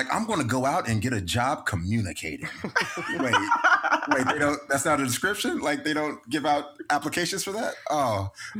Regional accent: the South, United States; I'm from the South, as Jennifer mentioned.

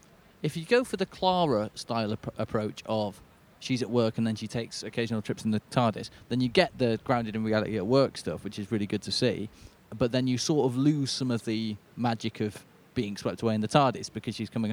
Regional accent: Manchester, North West England, United Kingdom; as someone from Manchester

